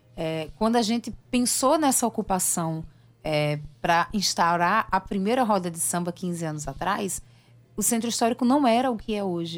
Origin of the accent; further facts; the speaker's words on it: João Pessoa, Paraíba, Brazil; moved away as an adult; now in Rio de Janeiro, Brazil; O período mais longo que eu fiquei longe de João Pessoa.